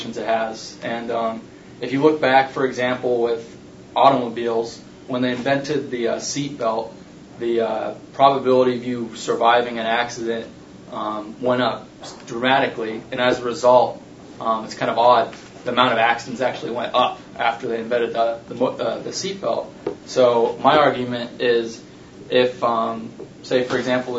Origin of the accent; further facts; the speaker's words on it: Seattle, Washington, United States; I'm from Seattle.